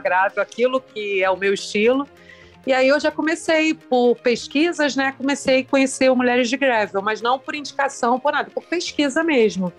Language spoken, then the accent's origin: Portuguese; Rio de Janeiro, Brazil; Fui a única carioca aí do evento